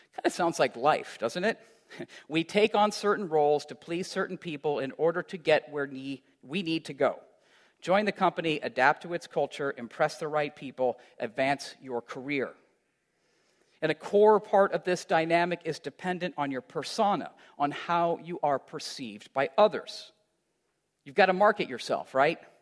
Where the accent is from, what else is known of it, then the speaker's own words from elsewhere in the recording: Iowa, United States; moved away; also born or lived in Chicago; as a kid growing up in Iowa